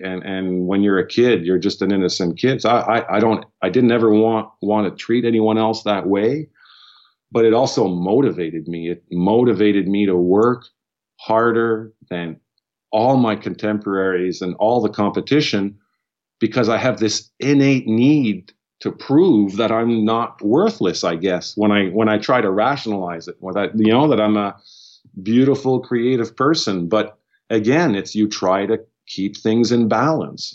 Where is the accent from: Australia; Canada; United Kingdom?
Canada; Ottawa, Ontario; We're francophone from Ottawa, so I'm a Franco-Ontarian, which is a linguistic minority in in, uh, in the province where I was born.